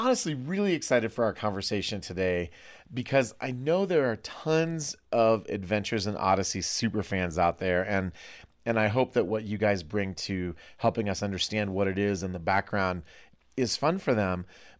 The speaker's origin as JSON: {"language": "English", "region": "Iowa", "country": "United States", "said": "But I'm from Iowa, okay. So I say primer."}